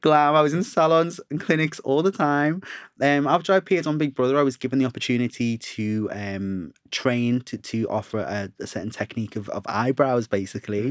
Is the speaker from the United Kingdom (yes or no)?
yes; Liverpool, North West England, United Kingdom; now in London, United Kingdom; I'm from Liverpool originally, and being in London